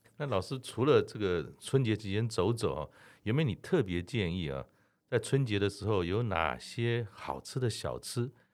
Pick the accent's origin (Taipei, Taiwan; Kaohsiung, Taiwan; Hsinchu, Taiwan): Taipei, Taiwan; 我们台北人